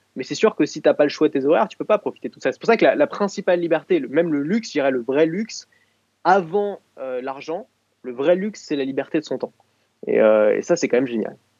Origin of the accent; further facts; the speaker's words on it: Paris, Île-de-France, France; je suis né à Paris